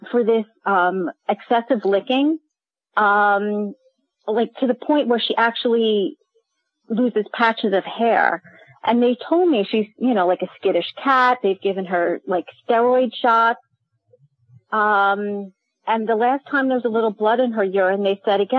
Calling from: Oradell, New Jersey, United States; I'm calling from Bergen County in New Jersey

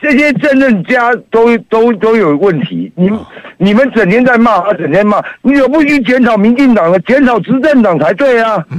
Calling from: Taipei, Taiwan

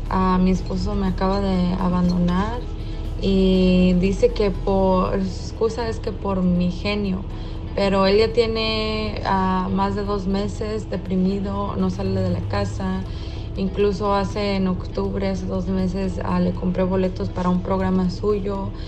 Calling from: Phoenix, Arizona, United States; de Phoenix, Arizona y me encanta escuchar a César Lozano.

